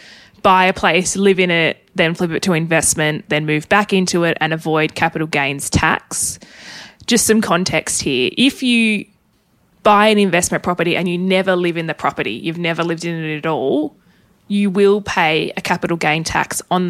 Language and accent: English; Tasmania, Australia; I am originally from Tassie.